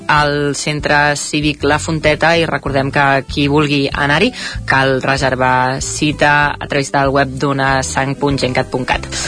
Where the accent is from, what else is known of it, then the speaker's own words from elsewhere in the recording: Caldes de Montbui, Catalonia, Spain; el meu poble d'origen uh, i és que a Caldes de Montbui